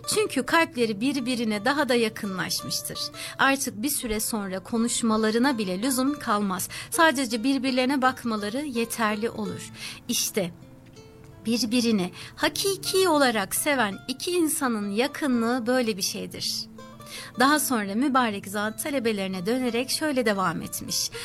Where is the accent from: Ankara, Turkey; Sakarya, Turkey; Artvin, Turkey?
Sakarya, Turkey; now in Sydney, Australia; kendi memleketimde Sakarya'da